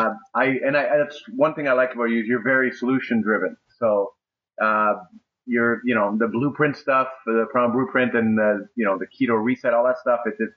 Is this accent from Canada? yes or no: yes; Canada; I'm from Canada.